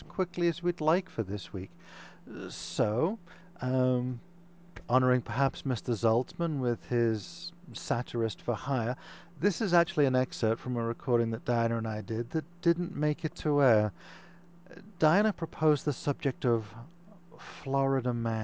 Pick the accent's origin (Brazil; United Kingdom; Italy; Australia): United Kingdom; moved away as an adult; now in United States; I am a Brit